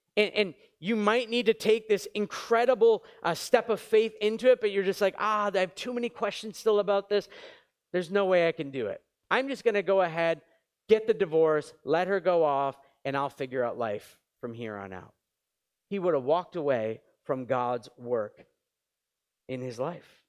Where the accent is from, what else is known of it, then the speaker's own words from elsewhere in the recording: New England, United States; now in Montreal, Canada; I grew up in New England. It was freezing and moved to Montreal